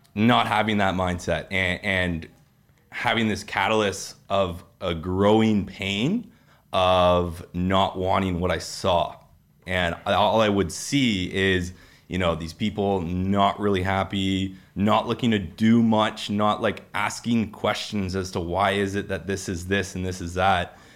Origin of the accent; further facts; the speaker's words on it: Peterborough, Ontario, Canada; now in Toronto, Canada; I'm unfortunately from Peterborough